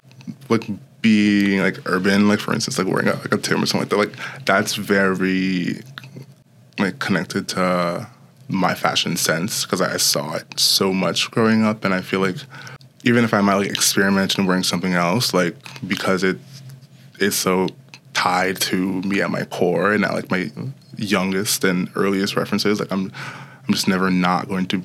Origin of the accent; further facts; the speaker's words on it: New York City, New York, United States; also born or lived in Broward County, Florida / The Bronx; I grew up in New York City. My parents were worried about how safe the schooling system was there, like back in the early 2000s. So we moved to Broward County, Florida